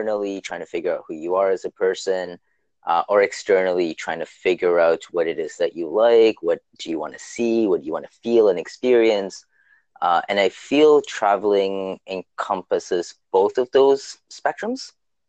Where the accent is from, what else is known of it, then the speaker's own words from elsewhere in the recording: Toronto, Ontario, Canada; I am from Toronto, or as we like to call it, Toronto, Ontario, Canada. And I am 30 years old now, which is kind of getting up there.